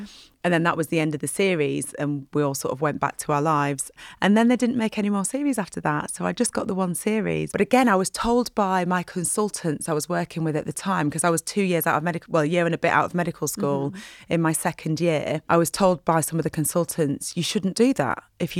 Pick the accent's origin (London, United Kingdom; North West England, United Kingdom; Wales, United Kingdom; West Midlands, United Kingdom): North West England, United Kingdom; Burnley; And because I'm from Burnley, I'm sure the guy who does that advert is from Burnley. And my accent's changed a bit over the years.